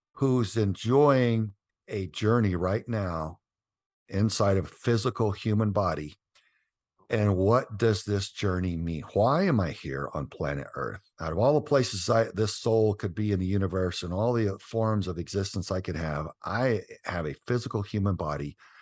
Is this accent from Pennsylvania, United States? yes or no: no; Southern Texas, United States; we grew up in Southern Texas